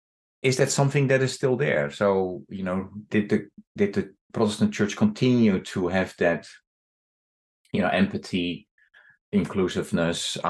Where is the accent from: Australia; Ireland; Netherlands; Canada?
Netherlands; moved away as an adult; now in United States; I left the Netherlands 30 years ago, but I grew up in the Netherlands where you did not talk about your faith.